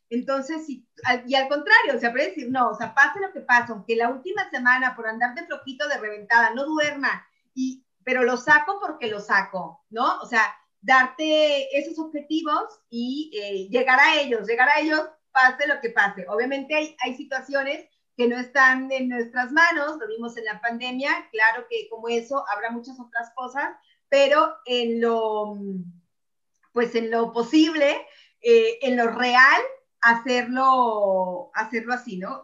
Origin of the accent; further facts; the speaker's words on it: Mexico; now in Italy; yo en mi país